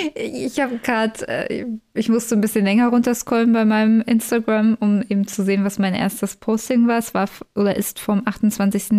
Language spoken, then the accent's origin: German; Berlin commuter belt, Brandenburg, Germany; Ich komme ja eigentlich aus dem Speckgürtel von Berlin